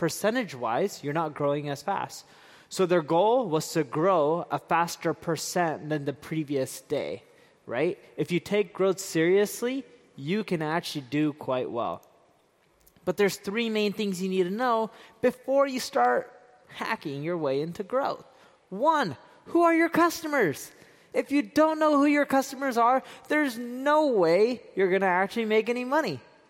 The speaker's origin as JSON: {"language": "English", "region": "London", "country": "United Kingdom", "tie": "born there", "also_born_or_lived": "Seattle", "said": "I was born in London, and I lived a lot of my life in Seattle, and the weather is just like this."}